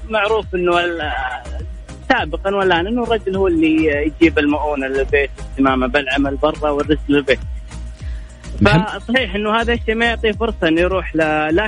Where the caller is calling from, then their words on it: Rafha, Northern Borders Province, Saudi Arabia; آه، من رفحة